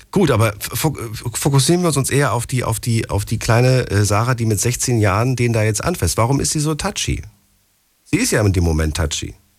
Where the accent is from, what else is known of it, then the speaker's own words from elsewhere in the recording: Frankfurt, Hesse, Germany; Ich komme aus Frankfurt